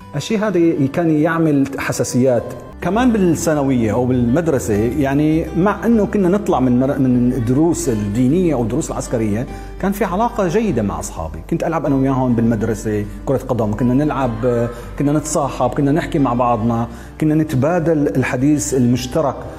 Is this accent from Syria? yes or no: yes; Damascus, Damascus Governorate, Syria; moved away; أنا من مواليد دمشق 1967 ولدت في حارة اليهود